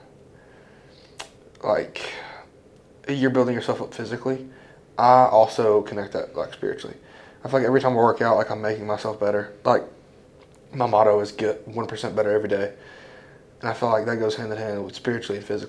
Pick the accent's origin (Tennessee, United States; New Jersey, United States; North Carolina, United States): Tennessee, United States; Crab Orchard; Born and raised in Crab Orchard my whole life